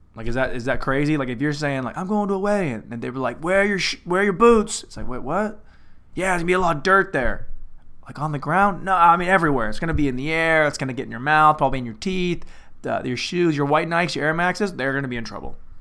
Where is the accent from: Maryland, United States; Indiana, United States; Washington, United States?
Washington, United States; Lynden; moved away; in Linden, my hometown